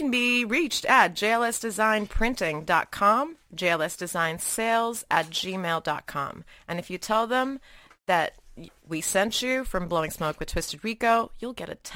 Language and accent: English; Malaysia; so I grew up in Asia, right? Uh, I spent a lot of like my uh, developing years in Malaysia and all of that.